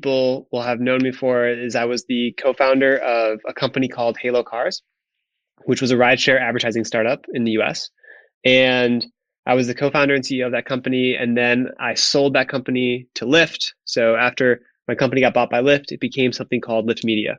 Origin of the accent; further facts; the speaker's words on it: Wisconsin, United States; moved away as an adult; also born or lived in New York City; I grew up in a very small town in Wisconsin, which was extremely rural